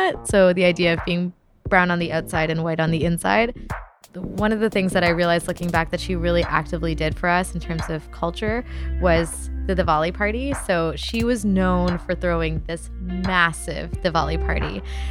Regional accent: Ottawa, Ontario, Canada; I am from Ottawa, but the reason I am brown is because my parents are from India

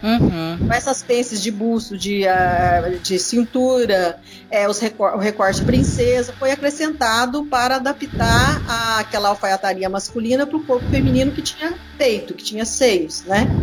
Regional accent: Minas Gerais, Brazil; moved away as an adult; now in São Paulo, Brazil; de Minas, onde, de onde eu fui criada

